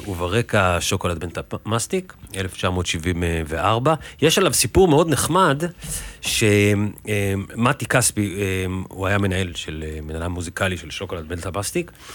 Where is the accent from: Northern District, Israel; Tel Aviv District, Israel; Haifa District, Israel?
Tel Aviv District, Israel; Tel Aviv; במסגרת החיים שלי פה בבוהמה התל אביבית כילד